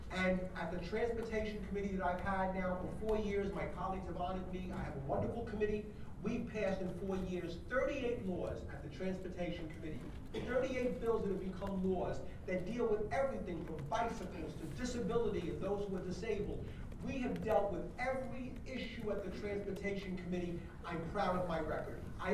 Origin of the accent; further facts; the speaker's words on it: New York City, New York, United States; I'm from the Bronx.